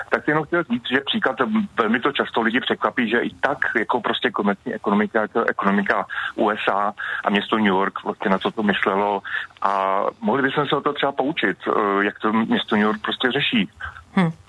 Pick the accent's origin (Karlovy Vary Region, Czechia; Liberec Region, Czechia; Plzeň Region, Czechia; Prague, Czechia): Prague, Czechia; Já jsem vyrůstal na Praze 1